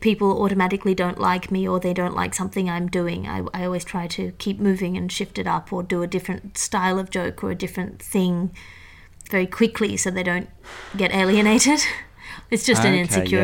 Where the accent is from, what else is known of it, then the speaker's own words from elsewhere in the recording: Australia; accent: educated Australian; moved away; also born or lived in Sydney / New York / United Kingdom; my accent is opaque in the UK, and in Australia it's a prissy accent. It's an educated accent.